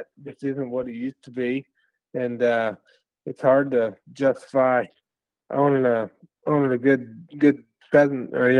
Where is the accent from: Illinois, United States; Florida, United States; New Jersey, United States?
Illinois, United States; Western; I grew up in Western Illinois, outside the Quad Cities, which is about, it's basically the other side of the state from Chicago